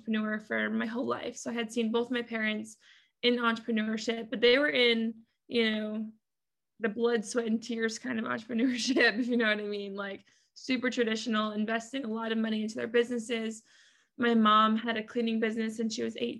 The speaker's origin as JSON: {"language": "English", "region": "Massachusetts", "country": "United States", "tie": "born or raised there", "moved": "as an adult", "lives_now": "Atlanta, United States", "said": "born and raised in Massachusetts"}